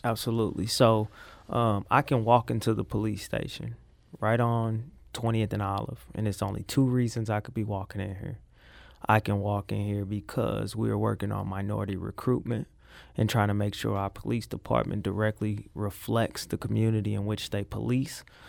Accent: St. Louis, Missouri, United States; I am from South Saint Louis, um, Gibson and Tower Grove area.

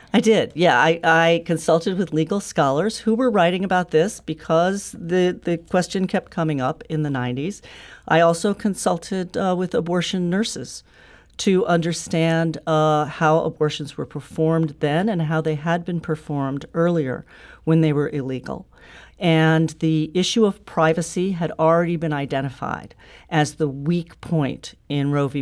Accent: St. Louis, Missouri, United States; moved away; I grew up in Saint Louis, and I still have family in Saint Louis

